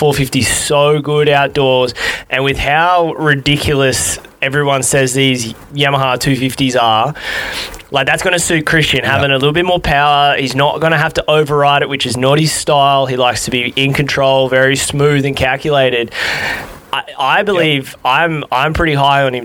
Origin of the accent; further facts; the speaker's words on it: Australia; being Australian